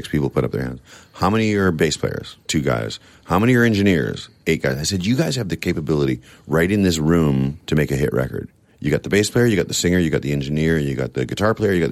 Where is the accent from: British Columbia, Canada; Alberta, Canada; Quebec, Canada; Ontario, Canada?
British Columbia, Canada; Victoria; I'm from Victoria, too